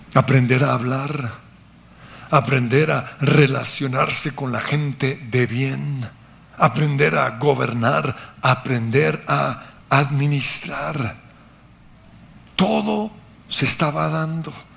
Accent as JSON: {"language": "Spanish", "country": "Colombia"}